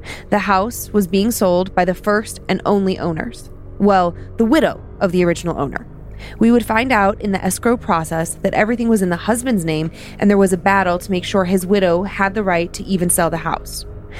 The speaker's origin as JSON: {"language": "English", "region": "Wisconsin", "country": "United States", "said": "I'm from Wisconsin originally and spent some grad school years in Eastern Washington."}